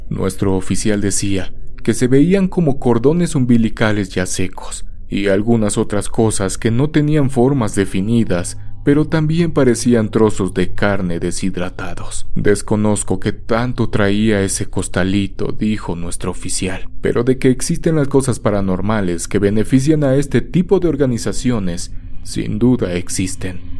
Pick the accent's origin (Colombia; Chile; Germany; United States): Colombia; born there; estaba prestando mi servicio militar obligatorio en mi país natal, Colombia